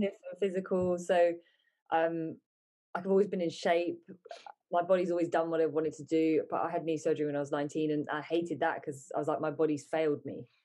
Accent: England, United Kingdom; also born or lived in United States; I was born in England. Uh, we moved to America for a bit, then we moved back to England

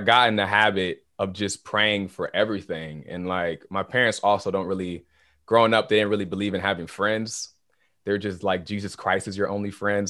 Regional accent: Naples, Florida, United States; also born or lived in Haiti; I'm from, originally from Kennesaw, Haiti. So, I'm from the islands

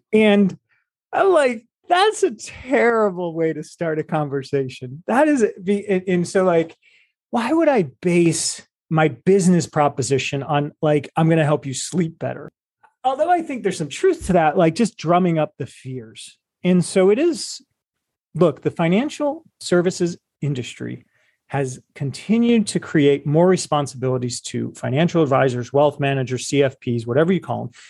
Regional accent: Cleveland, Ohio, United States; I was from Cleveland, I am from Cleveland, Ohio. We gr, you know, and we grew up in a family

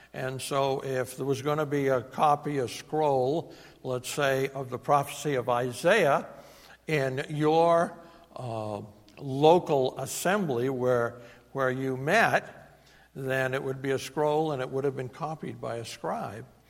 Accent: New England, United States; accent: New England; my New England accent

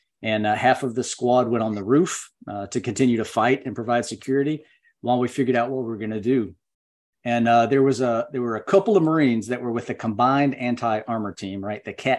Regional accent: North Carolina, United States; also born or lived in Okinawa; But a little about me, I grew up in Western North Carolina.

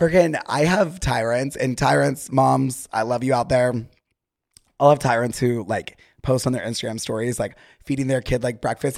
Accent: Utah, United States; now in Los Angeles, United States; whenever I am with someone from Utah, if I'm recording with someone from Utah, whatever, the, like, slang immediately comes back

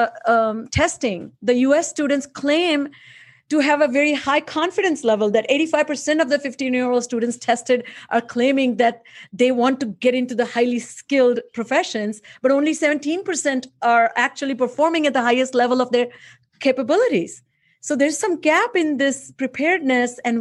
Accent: India; moved away; I grew up in India

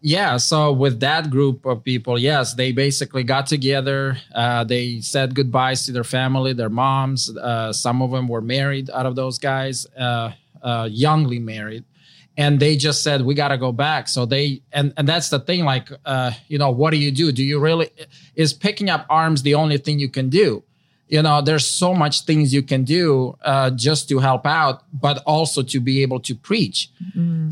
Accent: Ukraine; moved away; I'm from Ukraine.

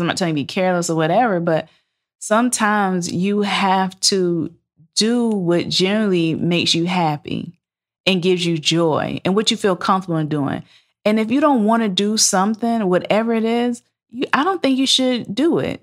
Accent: Savannah, Georgia, United States; moved away as an adult; also born or lived in Valdosta, Georgia / Atlanta, Georgia; I'm from Savannah, Georgia

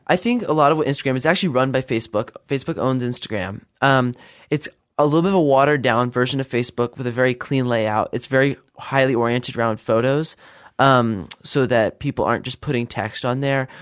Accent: Idaho, United States; also born or lived in Virginia; I was not born in Idaho, but I would definitely say I grew up here. Uh, I was born back in Virginia, uh, moved here in two thousand one, and I spent most of my life here since then.

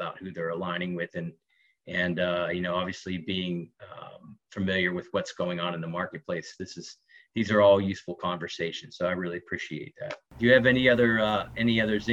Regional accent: Ohio, United States; now in Oregon, United States; when you're born and raised in Ohio

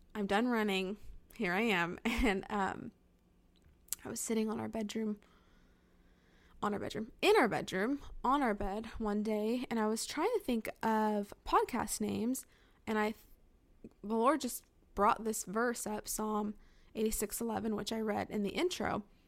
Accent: California, United States; moved away as an adult; now in Northern Alabama, United States; My husband and I were both born and raised in California

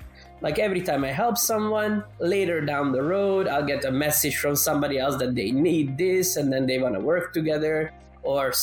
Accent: Canada; now in Europe; I grew up in Canada, but then I moved to Europe.

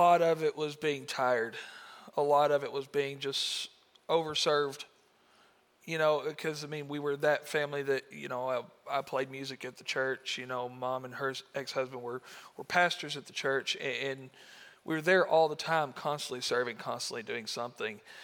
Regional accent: United States; I'm from Marshall County, born and raised in this area

